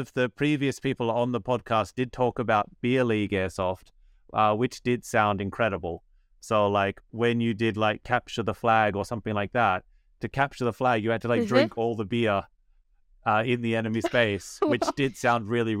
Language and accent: English; Australia; I'm Australian